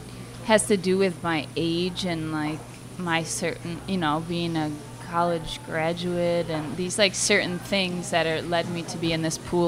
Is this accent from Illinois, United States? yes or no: yes; outside Chicago, Illinois, United States; moved away as an adult; now in Toronto, Canada; I'm from outside Chicago.